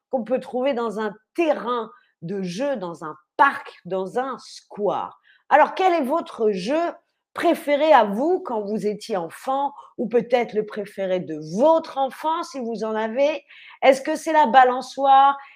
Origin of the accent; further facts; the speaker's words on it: Paris, Île-de-France, France; Le terrain de jeu de mon enfance à Montmartre puisque j'ai grandi à Paris, à Montmartre.